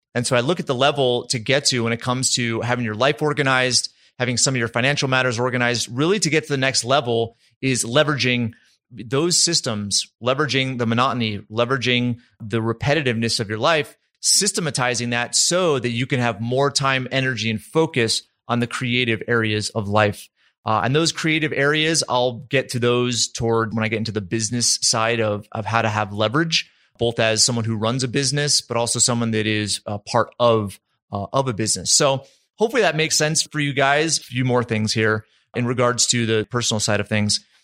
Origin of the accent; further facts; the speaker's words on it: East Coast, United States; now in Utah, United States; I grew up on the East Coast.